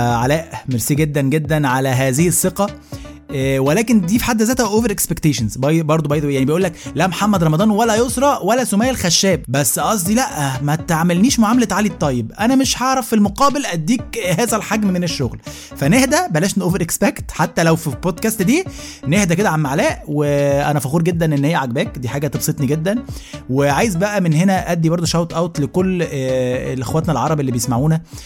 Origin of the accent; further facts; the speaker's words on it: Egypt; now in Jordan; أنا من مصر